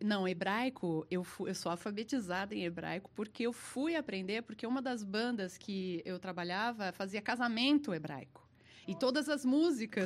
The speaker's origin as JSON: {"language": "Portuguese", "region": "São Paulo", "country": "Brazil", "first_language": "Portuguese", "said": "eu sou brasileira, sou paulista."}